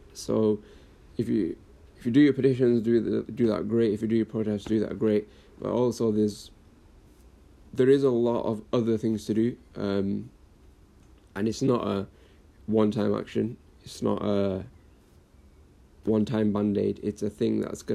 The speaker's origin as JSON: {"language": "English", "town": "Blackburn", "region": "North West England", "country": "United Kingdom", "tie": "born or raised there", "said": "born and raised in Blackburn up north, a little town in the northwest of England."}